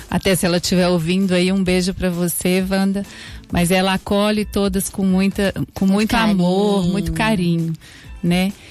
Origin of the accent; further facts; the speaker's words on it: Minas Gerais, Brazil; now in Araraquara, Brazil; Mineira, sou mineira, mas adotei Araraquara